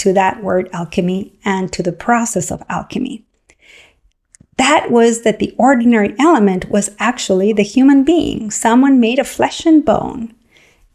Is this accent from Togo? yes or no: no; Argentina; moved away; When I grew up in Argentina, I grew up with a father who loved to cook